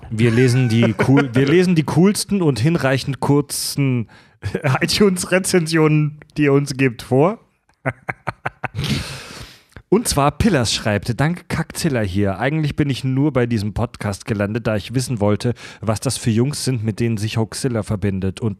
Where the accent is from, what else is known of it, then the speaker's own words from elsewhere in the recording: Schleswig-Holstein, Germany; würde ich euch gerne auf zwei, drei Hörner Bier oder Met in meinen Heimatort bei Schleswig einladen.